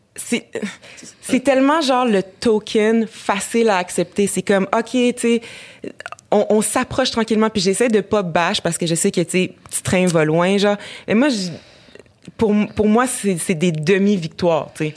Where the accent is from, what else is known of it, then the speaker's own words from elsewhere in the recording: Abitibi, Quebec, Canada; j'ai grandi en Abitibi